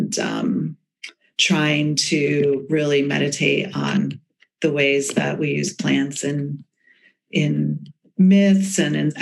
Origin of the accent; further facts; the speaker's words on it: the Berkshires, Western Massachusetts, United States; also born or lived in Boston; I grew up in Western Massachusetts in the Berkshires